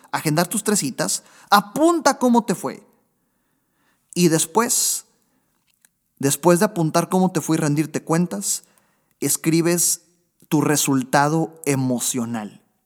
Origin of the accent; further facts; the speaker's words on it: Monterrey, Nuevo León, Mexico; Monterrey, Nuevo León, de donde yo soy, donde estoy ahorita grabando precisamente